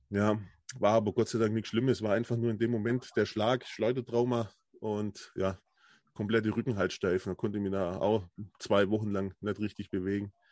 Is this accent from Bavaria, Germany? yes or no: yes; Bavaria, Germany; Ich komme ja aus Ulm, also aus der Nähe von Ulm, muss man sagen. Landkreis Neu-Ulm.